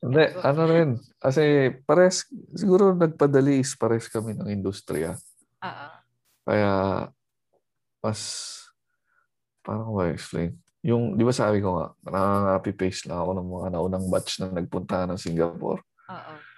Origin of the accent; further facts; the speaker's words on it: Philippines; moved away as an adult; dalawa lang yata kami Pinoy